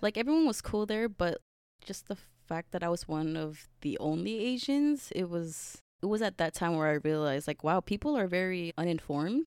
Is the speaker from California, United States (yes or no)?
yes; Bay Area, California, United States; moved away as an adult; I didn't really realize how important my culture was to me until I moved away from the Bay Area